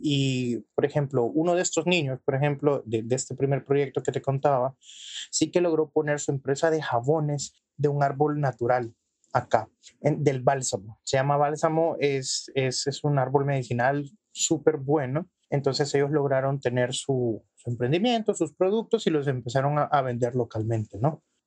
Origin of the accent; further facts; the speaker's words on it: El Salvador; soy salvadoreño